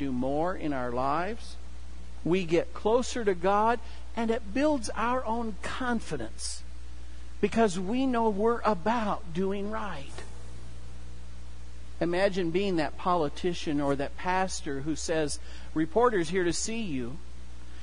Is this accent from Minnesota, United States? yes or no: no; Kewanee, Illinois, United States; moved away; the farm where I grew up, and we had hogs. My hometown, Kewaunee, is actually the hog capital of the world.